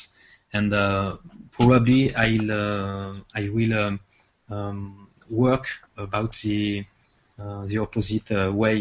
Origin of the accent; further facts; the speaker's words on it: France; accent: French; English is a second language; from France, as you can listen my French accent.